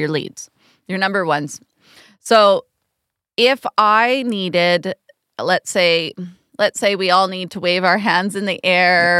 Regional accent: Canada; especially as Canadian artists

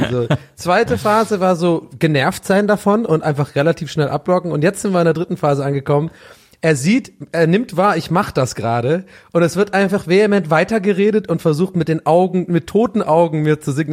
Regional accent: Cologne, North Rhine-Westphalia, Germany; accent: Kölner Akzent; Ist ja geil, mittlerweile mein Coach oder mein, mein, mein Kölner Akzent.

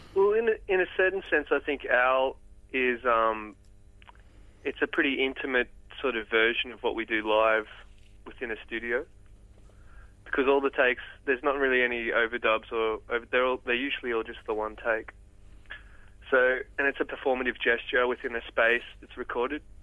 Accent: Port Macquarie, New South Wales, Australia; I grew up in Port Macquarie.

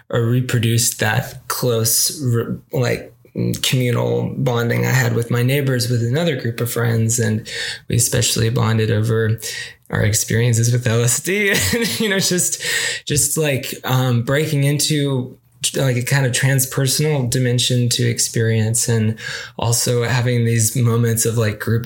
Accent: Arkansas, United States; I grew up in Arkansas

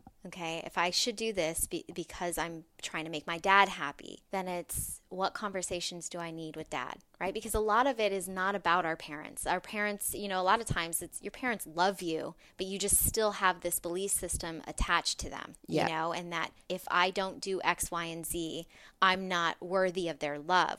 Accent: Las Vegas, Nevada, United States; I come from Las Vegas, so I was working in the casino industry

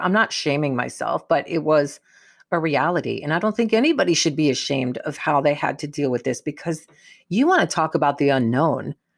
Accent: New York, United States; moved away; growing up in New York

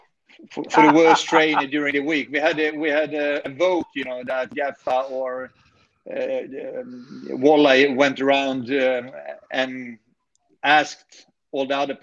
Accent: Sweden; English is a second language; in Sweden, you need an education. So I took technical engineering degree in my home country.

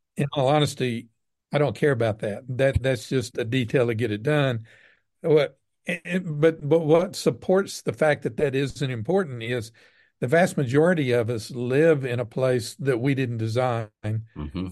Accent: Southeast Texas, United States; now in Midland, United States; growing up in Southeast Texas

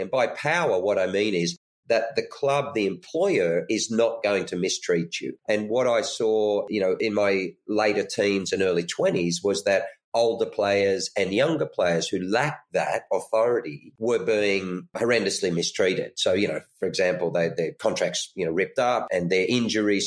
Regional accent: Lismore, New South Wales, Australia; I come from Lismore, which is quite a small regional country area in the north of New South Wales in Australia

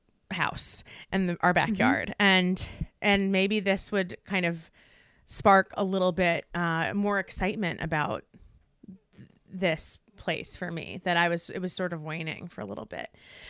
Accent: East Coast, United States; moved away as an adult; now in Los Angeles, United States; I grew up on the East Coast, and I spent all of my life on the East Coast until January 2020 when we moved to Los Angeles.

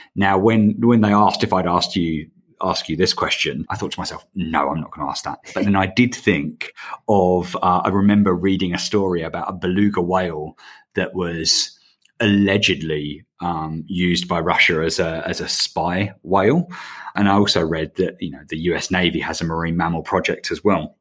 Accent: England, United Kingdom; now in Australia; as you can tell from my accent, I'm, uh, I'm an Englishman

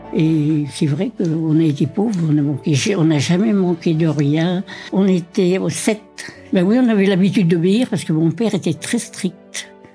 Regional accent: Combourg, Brittany, France; moved away; also born or lived in Paris; Je suis née à Combourg le 23 mai 1932.

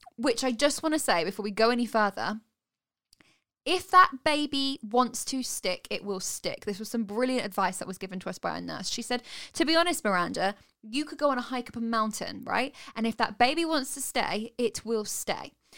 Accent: United Kingdom; we're British

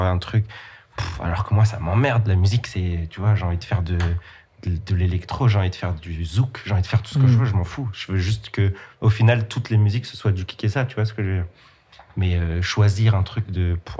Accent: Nancy, Grand Est, France; now in Paris, France; Je viens de Nancy

